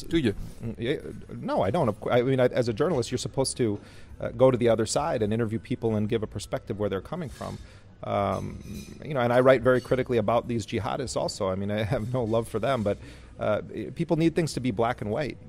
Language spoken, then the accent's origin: English; United States; as an American